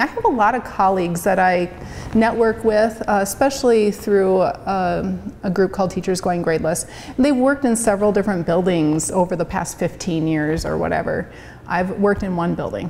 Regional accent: Lenox, United States; moved away; my hometown of Lenox

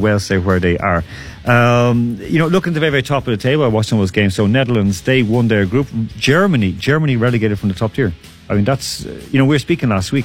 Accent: Ireland; now in Moscow, Russia; I'm from Ireland

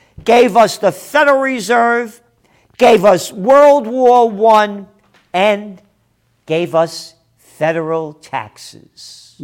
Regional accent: United States; I am an American.

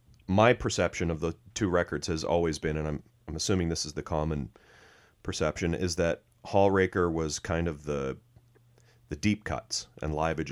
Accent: Canada; I'm Canadian.

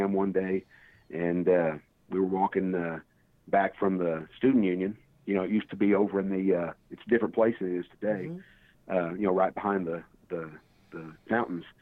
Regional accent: Fort Worth, Texas, United States; I came from Castleberry High School in Fort Worth

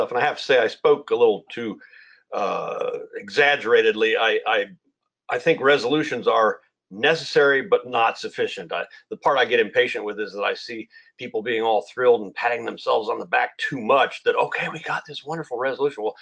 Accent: Virginia, United States; And I'm from Virginia myself originally.

